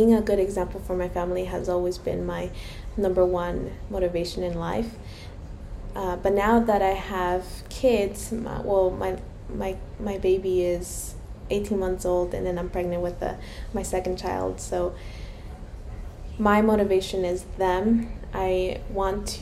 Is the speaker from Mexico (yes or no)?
yes; Mexico; moved away; I am Hispanic. I was born in Mexico